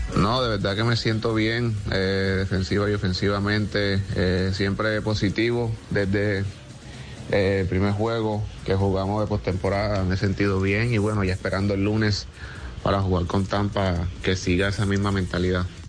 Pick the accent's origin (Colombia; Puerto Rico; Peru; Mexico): Colombia; moved away; ser un colombiano que está representando acá al país